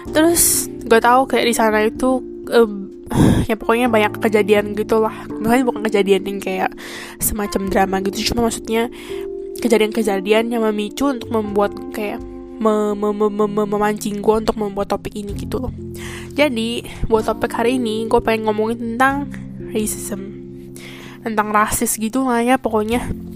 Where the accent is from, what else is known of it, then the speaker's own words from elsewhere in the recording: Indonesia; moved away as an adult; now in Taiwan; gua orang Indo